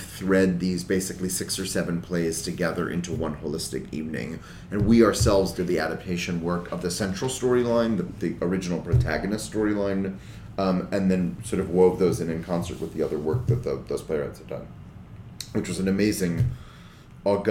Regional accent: New York, United States; I grew up in New York

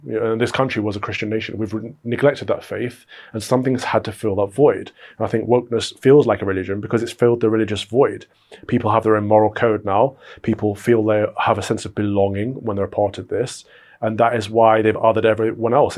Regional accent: United Kingdom; We're all British

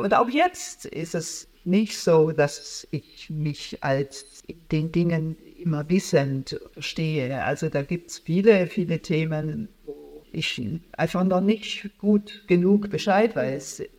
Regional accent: Stuttgart-Heilbronn area, Baden-Württemberg, Germany; moved away as an adult; also born or lived in Tübingen / Karlsruhe; now in Berlin, Germany; also ich bin in Tübingen in Süddeutschland geboren und dann Stuttgart-Heilbronner Ecke aufgewachsen

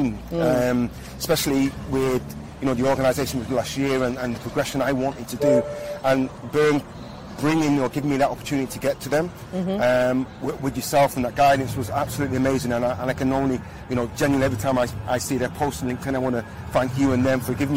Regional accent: Manchester, North West England, United Kingdom; I have 6 sisters and 3 brothers, and we grew up in Manchester

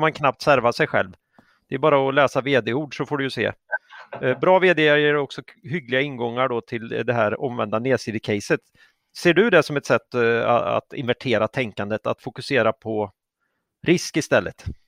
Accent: Sweden; vi är ju svenskar och vi pratar ju svenska

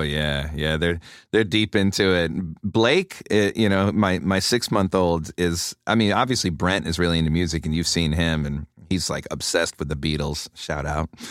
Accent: Rochester, New York, United States; if you're a drummer growing up in Rochester

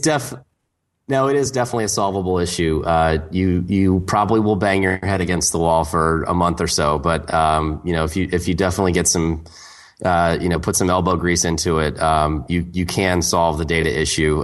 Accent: Portland, Oregon, United States; My hometown, Portland, Oregon

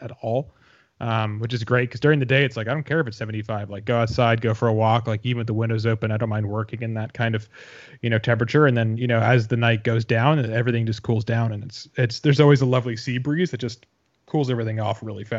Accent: Boston, Massachusetts, United States; moved away as an adult; also born or lived in New York City / Arizona / Los Angeles / Chicago; now in Seattle, United States; So I grew up in Boston ages 0 to 18.

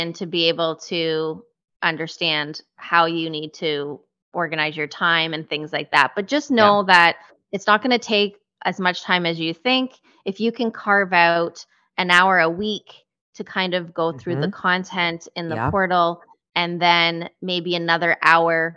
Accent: Canada; we are Canadian too

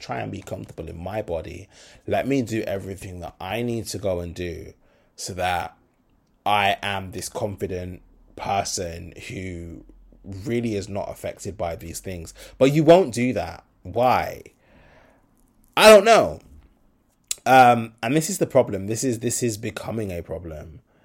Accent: Birmingham, West Midlands, United Kingdom; I'm from Brum.

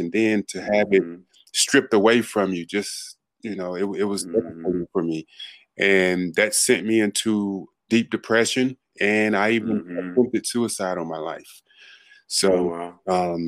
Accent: Monroe, Louisiana, United States; also born or lived in Los Angeles; now in Dallas, United States; originally I'm born and raised in Monroe, Louisiana, a very small town in Louisiana

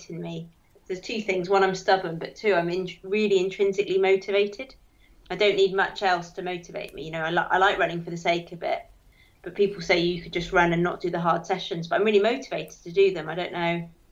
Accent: Dartmoor, South West England, United Kingdom; moved away; I grew up on Dartmoor

